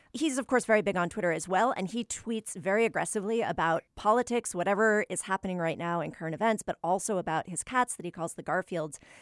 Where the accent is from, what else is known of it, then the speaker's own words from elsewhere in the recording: New England, United States; I'm, I'm from New England, so I tend to default to an aw sound when I, when I speak